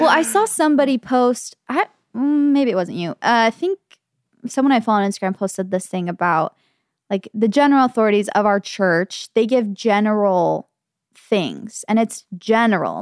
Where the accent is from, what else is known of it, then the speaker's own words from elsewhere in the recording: Gilbert, Arizona, United States; growing up in Gilbert